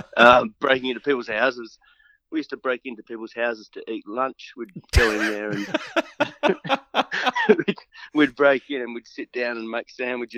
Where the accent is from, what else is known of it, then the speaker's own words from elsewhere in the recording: Perth, Western Australia, Australia; I grew up in Morley.